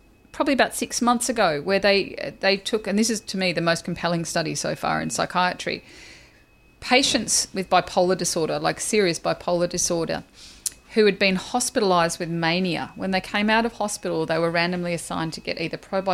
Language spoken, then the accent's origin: English; Australia; I'm Australian